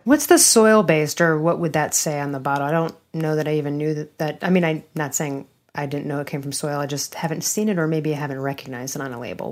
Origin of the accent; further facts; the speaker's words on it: Chicago, Illinois, United States; from my hometown of downtown Chicago.